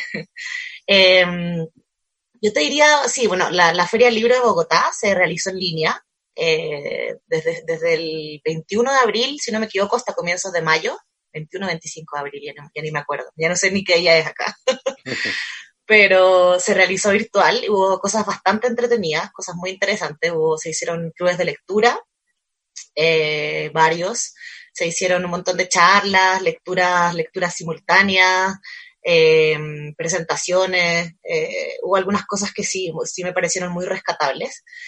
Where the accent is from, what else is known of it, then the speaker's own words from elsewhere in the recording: Chile; moved away as an adult; now in Colombia; Yo soy colombiana de nacimiento, pero crecí en Chile